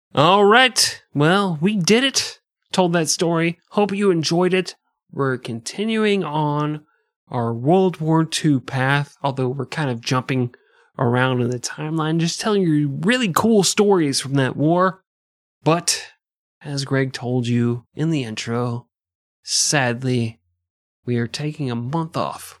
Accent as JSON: {"language": "English", "country": "United States", "said": "I'm American"}